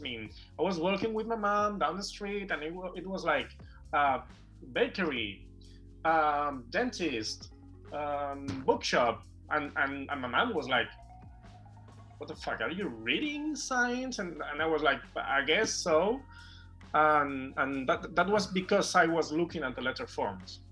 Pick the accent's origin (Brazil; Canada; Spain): Spain; Barcelona, Catalonia; also born or lived in Sant Boi de Llobregat; I was born and raised in Barcelona, and I actually live in Barcelona. Not not exactly in Barcelona. I live in a in a town near Barcelona